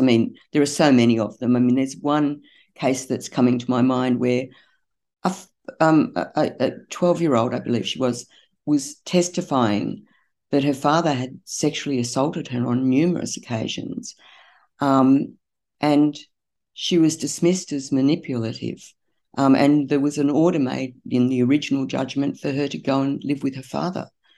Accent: Newcastle, New South Wales, Australia; I'm from Newcastle

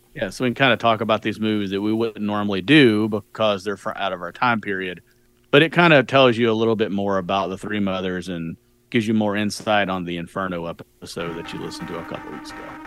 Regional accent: United States; as an American

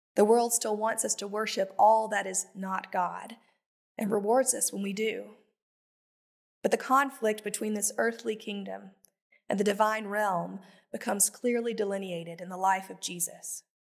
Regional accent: the Bible Belt, United States; I was raised in the Bible Belt

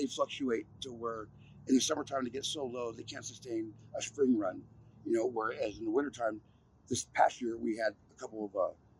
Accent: Santa Clara, California, United States; moved away; also born or lived in South Lake, California / Arizona; I was born in South Lake, California. Born and raised in Santa Clara. Moved to Arizona for quite some time with my mother, and then I moved back to California. And I've been a native here all my life

